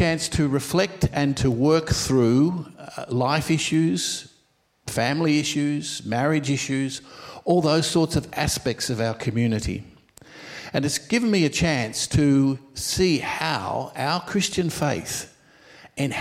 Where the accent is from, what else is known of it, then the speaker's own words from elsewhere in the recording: Melbourne, Victoria, Australia; also born or lived in Rome; I was born here in Melbourne, and I studied for ministry here in Melbourne